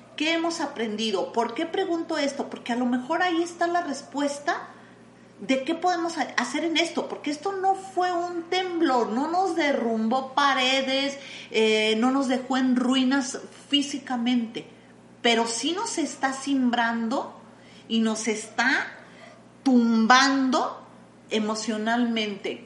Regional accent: Mexico; somos mexicanos

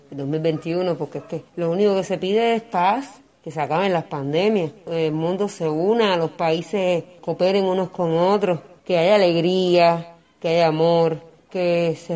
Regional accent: Cuba; lo que queremos y de cómo haremos nosotros como cubanos, como jóvenes dignos

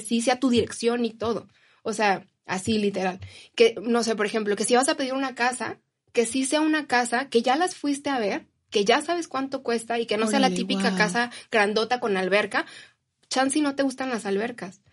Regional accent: Mexico; como mexicanos

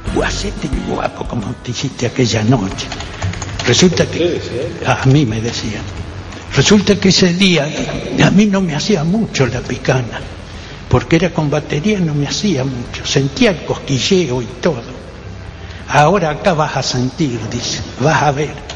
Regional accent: Argentina; nosotros, los argentinos

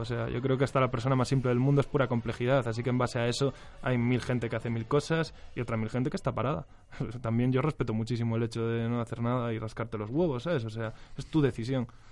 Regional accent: Galicia, Spain; moved away as an adult; now in Madrid, Spain; soy gallego

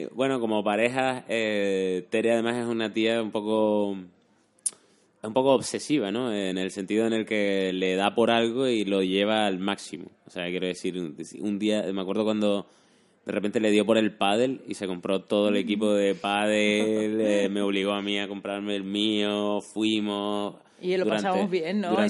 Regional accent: Canary Islands, Spain; moved away; soy canario, no estoy genéticamente preparado para estas temperaturas.

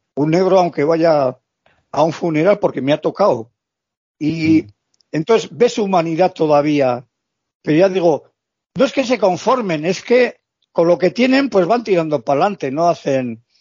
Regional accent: Basque Country, Spain; Yo soy vasco.

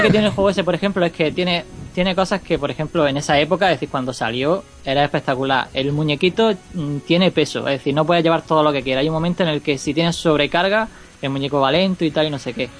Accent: Motril, Andalusia, Spain; Yo soy de Motril

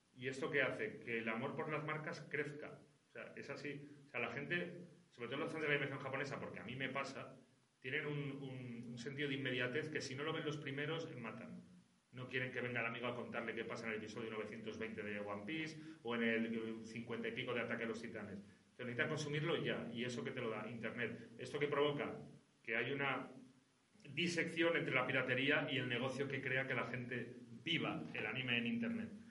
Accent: Spain; also born or lived in Aragon / Lanzarote, Canary Islands; now in Barcelona, Spain; Vivo en Barcelona, pero no soy catalán. Soy maño y conejero.

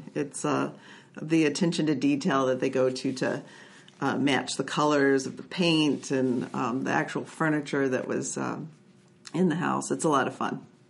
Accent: Texas, United States; I am from Texas

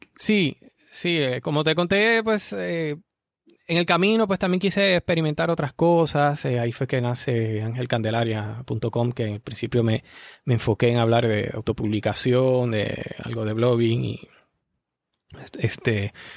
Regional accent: Arecibo, Puerto Rico; soy de Puerto Rico, eh, específicamente de la ciudad de Arecibo, aquí en Puerto Rico. Y bueno, aquí he vivido casi toda, toda mi vida

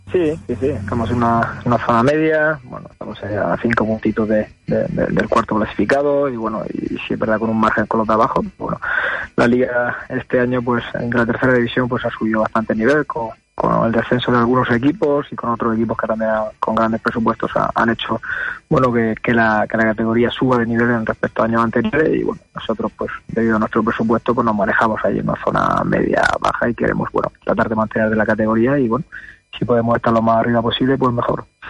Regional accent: Murcia, Region of Murcia, Spain; Yo, yo soy de Murcia

